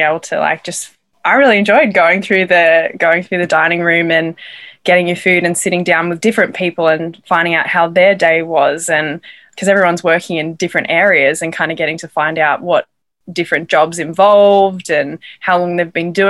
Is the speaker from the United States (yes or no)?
no; Australia; accent: Australian; moved away as an adult; I'm from Australia.